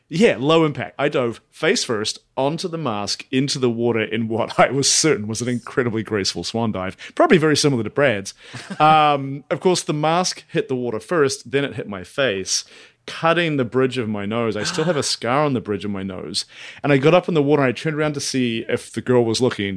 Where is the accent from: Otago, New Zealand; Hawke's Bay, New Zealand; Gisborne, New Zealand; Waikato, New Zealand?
Otago, New Zealand; Dunedin; moved away; my hometown of Dunedin